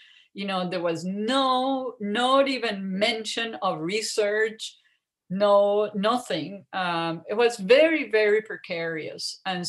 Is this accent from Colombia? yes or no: yes; Colombia; moved away as an adult; also born or lived in Ohio / San Antonio; growing up in Colombia and even going to college in Colombia